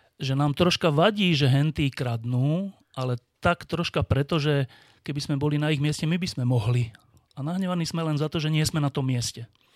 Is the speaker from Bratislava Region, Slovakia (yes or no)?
yes; Bratislava, Bratislava Region, Slovakia; Ja som sa narodil na Slovensku, túto v Petržalke v Bratislave